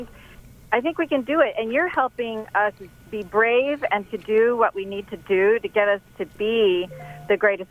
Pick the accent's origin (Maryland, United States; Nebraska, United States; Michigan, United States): Maryland, United States; Montgomery County; moved away as an adult; now in Ellicott City, United States; I'm from Montgomery County, and I lived there for like my first 37 years, and I've lived out here now for about 22, and I live near Old Ellicott City, and it's so charming here.